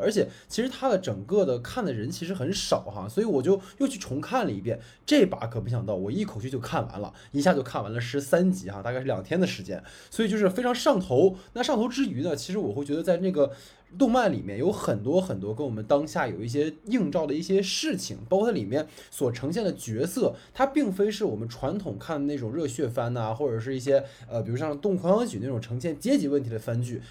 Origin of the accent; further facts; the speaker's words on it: Dalian, Liaoning, China; 我的老家是大连的嘛